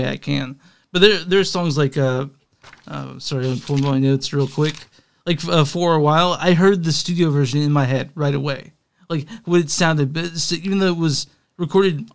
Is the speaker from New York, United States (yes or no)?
no; Texas, United States; moved away as an adult; now in Kansas City, United States; I grew up in Texas for the first, until I was probably 29 or 27 is when I moved to KC